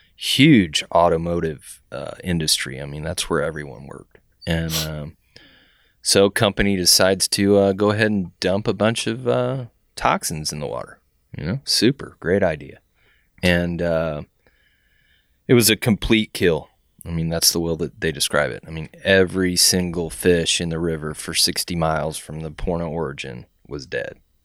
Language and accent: English; San Antonio, Texas, United States; now in Indianapolis, United States; I grew up in San Antonio, which has a river run through it